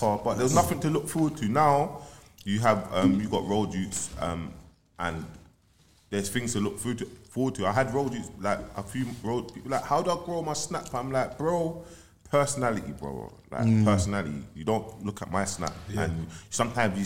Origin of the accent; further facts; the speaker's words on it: London, United Kingdom; I'm from Eric 14th, South Norwood